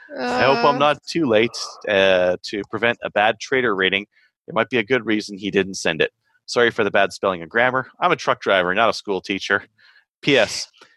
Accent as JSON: {"language": "English", "town": "Kingston", "region": "Ontario", "country": "Canada", "said": "And hi, Kelly. I'm from Kingston, too."}